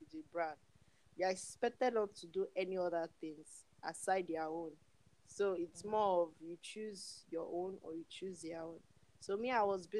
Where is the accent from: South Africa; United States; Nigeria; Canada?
Nigeria; my country, Nigeria